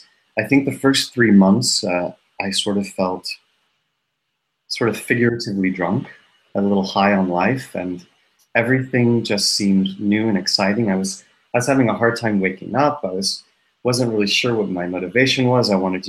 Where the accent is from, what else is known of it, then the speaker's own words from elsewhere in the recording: Tennessee, United States; also born or lived in New York; now in Stockholm, Sweden; I'm an American living in Stockholm, Sweden, actually. I was raised in Tennessee in the South, and then I lived for 13 years in New York.